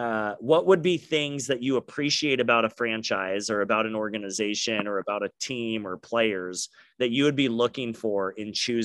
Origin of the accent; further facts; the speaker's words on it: Oregon, United States; my family's all from the Bay Area, so I'm Bay Area sports fans, sure. Niners, Giants, but I grew up in Oregon, so Trailblazers with a soft spot for the Warriors.